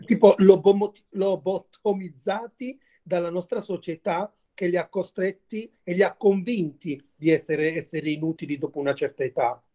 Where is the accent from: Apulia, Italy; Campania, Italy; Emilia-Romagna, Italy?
Apulia, Italy; Mola di Bari; il mio paese, da dove vengo io, che si chiama Molla di Bari, è un paese a sud di Bari